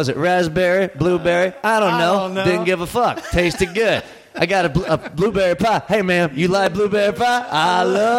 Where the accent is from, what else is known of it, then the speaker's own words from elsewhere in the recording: the South, United States; I'm from the South.